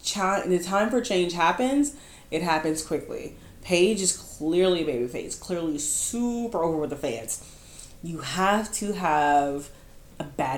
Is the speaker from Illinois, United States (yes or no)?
yes; Chicago, Illinois, United States; He, you know, I'm from Chicago, and he talked about the fans like, yo guys, I'm not doing anything different, and you're fickle.